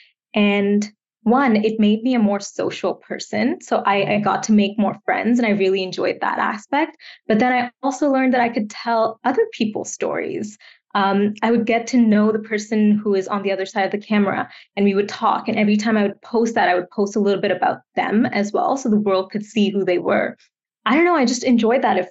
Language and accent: English; Bangalore, Karnataka, India; moved away as an adult; now in Canada; I grew up in Bangalore, India. It's in the south.